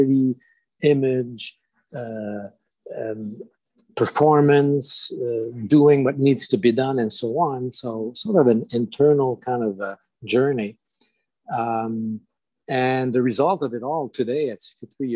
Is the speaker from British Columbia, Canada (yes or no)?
no; Montreal, Quebec, Canada; first language French; English is a second language; And I'm from Quebec. I'm a Francophone. So this is happening in the north part of Montreal, Quebec.